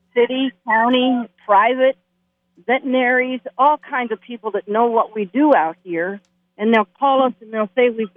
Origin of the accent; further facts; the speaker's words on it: Las Vegas, Nevada, United States; I was born in Las Vegas. I'm a true native.